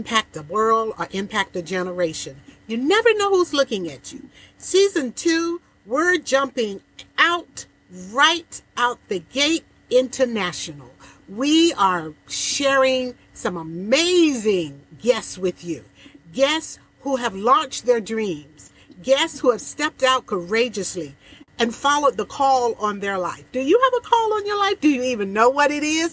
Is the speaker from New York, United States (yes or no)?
no; Portsmouth, Virginia, United States; my hometown, Portsmouth, Virginia, a city that I was brought up in and raised